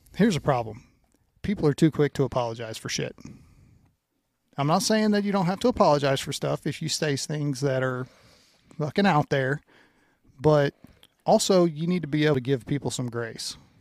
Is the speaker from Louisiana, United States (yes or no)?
yes; Louisiana, United States; moved away; growing up in Louisiana, and I think it was because my dad was from Indiana